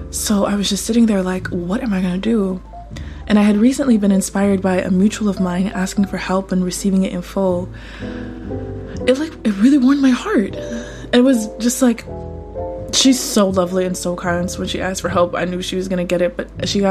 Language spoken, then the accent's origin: English; United States; I grew up poor in the United States